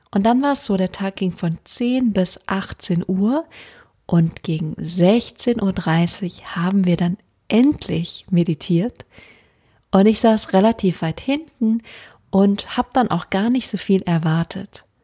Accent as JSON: {"language": "German", "town": "Freiburg", "region": "Baden-Württemberg", "country": "Germany", "said": "Ähm, ich komme ursprünglich aus Freiburg, das heißt, ich wohne direkt um die Ecke."}